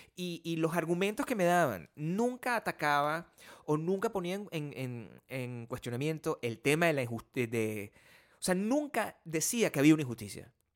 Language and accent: Spanish; Venezuela; now in United States; el país de donde yo vengo